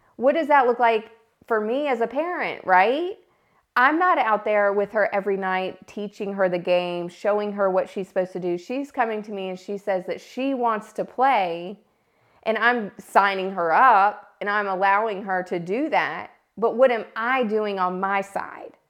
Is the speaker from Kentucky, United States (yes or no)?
no; South Boston, Virginia, United States